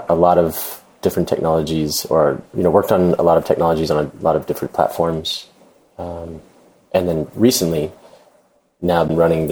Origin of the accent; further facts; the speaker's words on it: Jacksonville, Florida, United States; also born or lived in Atlanta, Georgia; I'm from Florida, moved to Atlanta